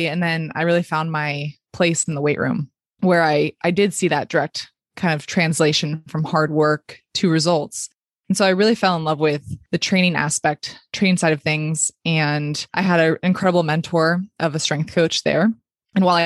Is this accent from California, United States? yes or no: yes; Palo Alto, California, United States; moved away as an adult; it was in my hometown where my family still is. So I packed up my bags, came back to Palo Alto